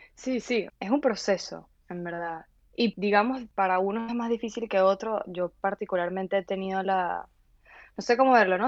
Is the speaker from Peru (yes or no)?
no; Valencia, Carabobo, Venezuela; moved away as an adult; also born or lived in Galicia, Spain / Bogotá, Colombia; no tengo a nadie en Caracas, yo soy de Valencia